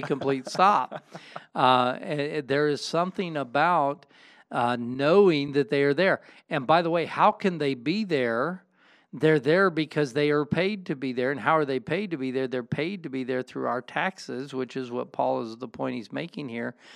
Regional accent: United States

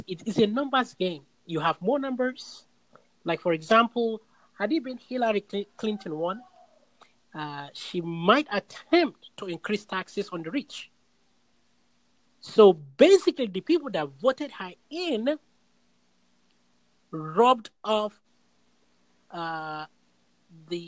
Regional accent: Nigeria; moved away; I am originally from Nigeria

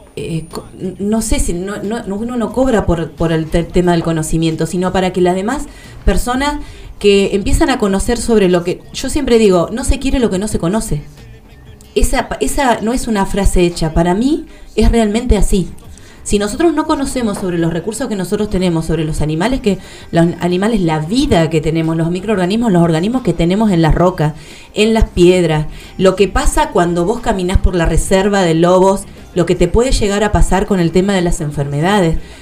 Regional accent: Patagonia, Argentina; somos patagónicos

